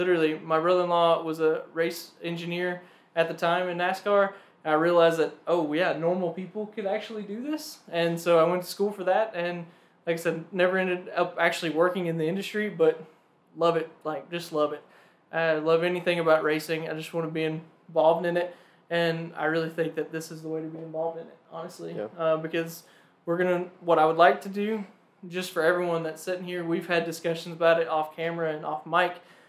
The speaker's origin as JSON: {"language": "English", "country": "United States", "tie": "born or raised there", "said": "also born and raised in Madison County."}